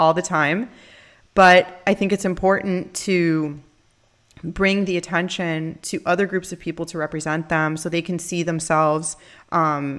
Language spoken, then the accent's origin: English; Miami, Florida, United States; I'm Latin, you know, and I'm from Miami